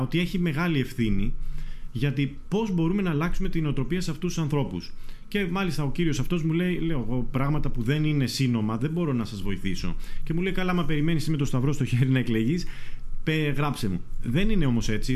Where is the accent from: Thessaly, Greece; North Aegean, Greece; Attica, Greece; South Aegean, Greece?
North Aegean, Greece; Mesotopos; από το χωριό μου, από το Μεσότοπο